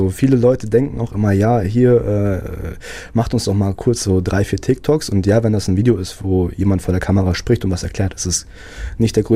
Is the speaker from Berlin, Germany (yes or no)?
no; Wanne-Eickel, North Rhine-Westphalia, Germany; So, ich, ich bin hier geboren, ich bin, bin gerne hier. So, ich komme aus Wanne, nicht aus Herne eigentlich. Müsste mein Papa jetzt äh, wieder meckern, weil ich ja bin ja in Wanne geboren.